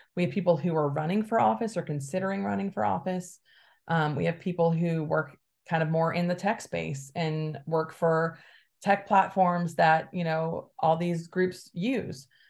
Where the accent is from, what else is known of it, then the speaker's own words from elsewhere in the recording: Alabama, United States; now in Bay Area, United States; I grew up in Alabama to a very conservative family